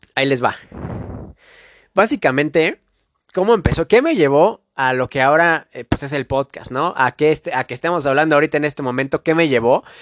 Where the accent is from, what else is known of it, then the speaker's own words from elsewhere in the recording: Mexico; de donde yo soy, de México